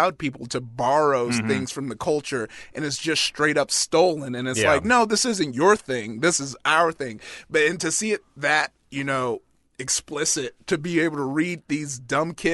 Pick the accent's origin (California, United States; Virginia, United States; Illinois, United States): California, United States; Compton; growing up in Compton